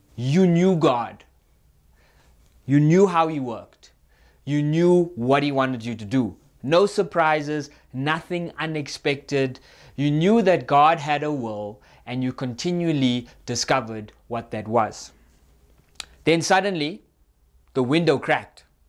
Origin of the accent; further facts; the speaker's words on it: Cape Town, Western Cape, South Africa; now in Gauteng, South Africa; I'm from Cape Town. We don't get storms. It just rains